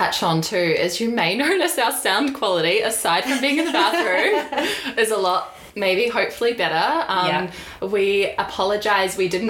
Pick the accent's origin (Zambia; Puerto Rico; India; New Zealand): New Zealand; And I'm from New Zealand. Yeah. Well, mostly from New Zealand.